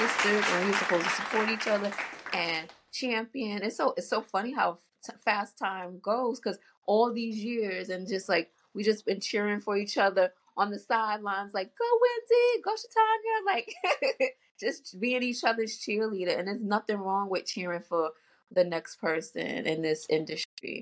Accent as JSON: {"language": "English", "town": "New York City", "region": "New York", "country": "United States", "tie": "born or raised there", "said": "I am born and raised in New York, Queens girl, Southside Jamaica, Queens"}